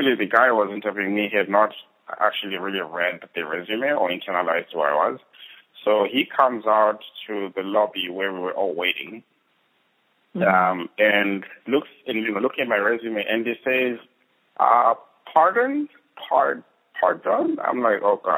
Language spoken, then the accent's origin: English; Bulawayo, Zimbabwe; I grew up in Zimbabwe, in a small-ish town called Bulawayo, last of 5 kids